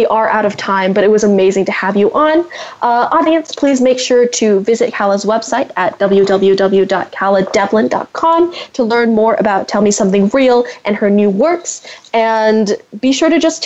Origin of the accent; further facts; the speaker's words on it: San Francisco Bay Area, California, United States; I'm from the San Francisco Bay Area as well